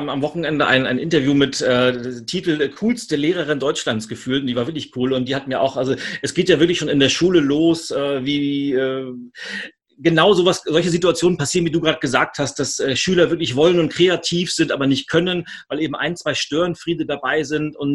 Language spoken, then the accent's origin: German; Switzerland; äh, als Schweizer muss ich das fragen, Berge oder Meer?